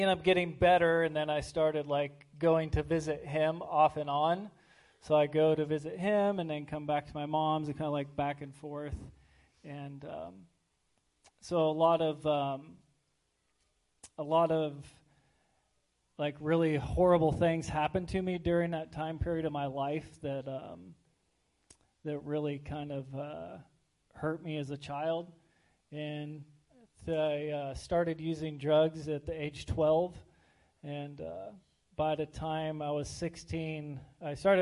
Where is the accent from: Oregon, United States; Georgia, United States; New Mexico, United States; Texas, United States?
Oregon, United States; Lebanon; also born or lived in Arizona; I was born in Arizona and I grew up in Lebanon, Oregon.